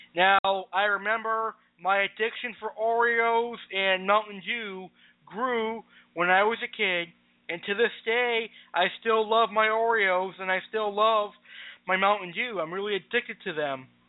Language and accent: English; Springfield, Massachusetts, United States; also born or lived in Tampa, Florida; I was born on August 15th, 1993, right here in my home city of Springfield, Massachusetts. I am a Springfield, Massachusetts resident for life